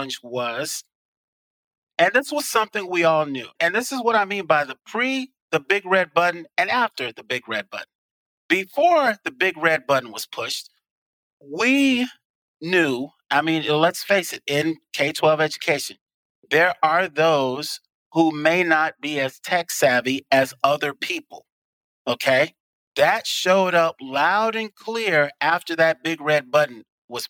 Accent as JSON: {"language": "English", "town": "Chicago", "region": "Illinois", "country": "United States", "moved": "yes", "lives_now": "Tucson, United States", "said": "I happen to be from Chicago"}